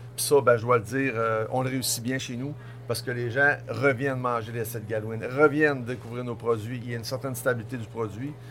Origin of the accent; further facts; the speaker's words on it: Tadoussac, Quebec, Canada; je suis revenu en région en 2000, donc je suis originaire de Tadoussac